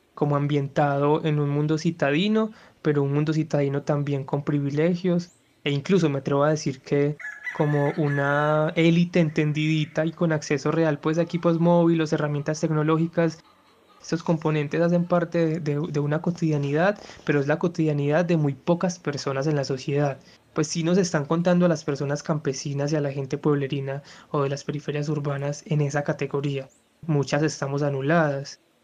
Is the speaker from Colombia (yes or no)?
yes; Eastern Antioquia, Colombia; habitante del Oriente Antioqueño